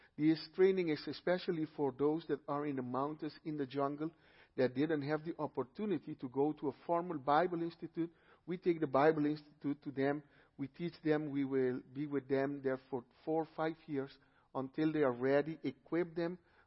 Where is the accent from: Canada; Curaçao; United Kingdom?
Curaçao; first language Papiamento; English is a second language; now in Peru; I was born and raised in the island of Curaçao in the Netherlands, Antilles. So there we speak Papiamento.